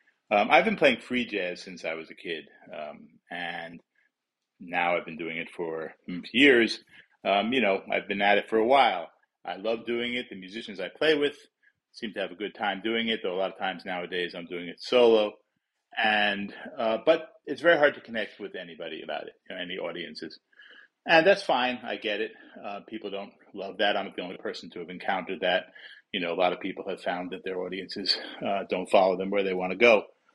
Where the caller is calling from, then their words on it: Oakland, California, United States; from Oakland, California.